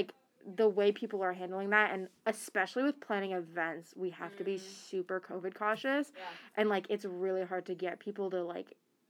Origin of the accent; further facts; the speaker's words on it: Boston, Massachusetts, United States; I grew up where I grew up, and, like, I grew up in Boston and, like, mostly on the East Coast, and I didn't have a big Muslim community